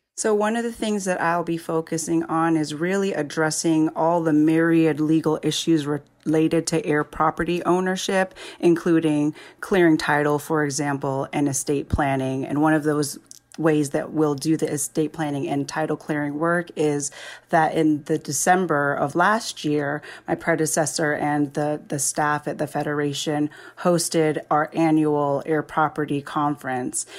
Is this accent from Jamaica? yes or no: yes; Jamaica; moved away; I'm originally from Jamaica